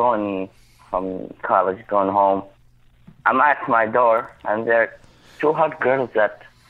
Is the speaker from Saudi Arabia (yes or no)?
yes; Saudi Arabia; moved away; Where are you from? I'm like, Saudi Arabia.